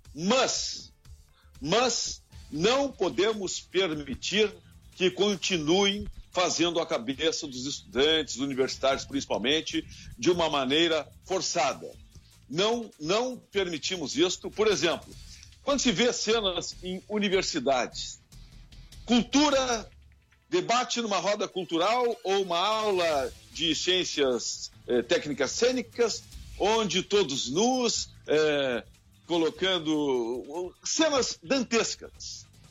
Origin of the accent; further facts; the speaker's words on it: Rio Grande do Sul, Brazil; Eu sou gaúcho